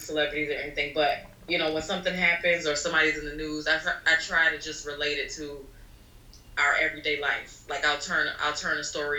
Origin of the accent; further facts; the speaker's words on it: Orlando, Florida, United States; moved away as an adult; now in Brooklyn, United States; I'm originally from Florida, Orlando, Florida.